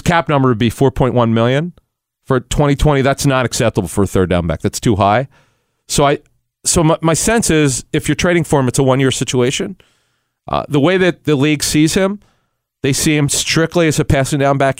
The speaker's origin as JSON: {"language": "English", "town": "Philadelphia", "region": "Pennsylvania", "country": "United States", "tie": "born or raised there", "said": "growing up in Philly, in the Cheltenham area"}